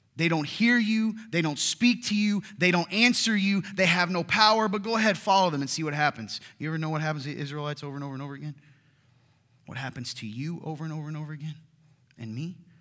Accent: the South, United States; I'm from the South

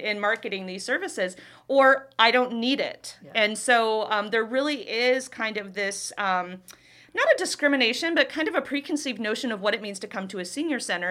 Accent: Youngstown, Ohio, United States; moved away as an adult; now in Davenport, United States; I'm originally from Youngstown, Ohio

